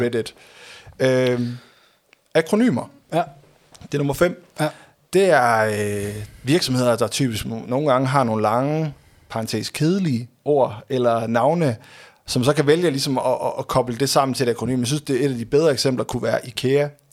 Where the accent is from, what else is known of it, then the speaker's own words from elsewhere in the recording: Aalborg, North Denmark Region, Denmark; jeg kommer fra Aalborg.